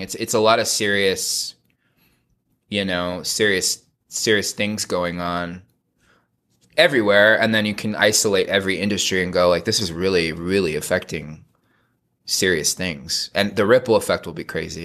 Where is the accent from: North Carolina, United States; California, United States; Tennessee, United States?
California, United States; I was raised in suburbia in California in a Mormon family.